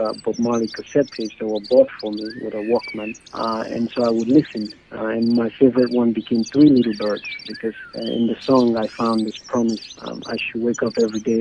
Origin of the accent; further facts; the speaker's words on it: Southern Province, Sierra Leone; now in Central African Republic; I am from Sierra Leone originally.